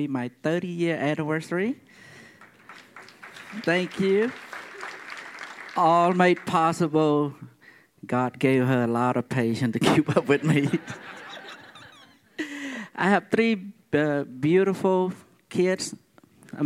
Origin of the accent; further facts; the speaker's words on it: Cambodia; now in United States; I'm Cambodian. I come from Cambodia.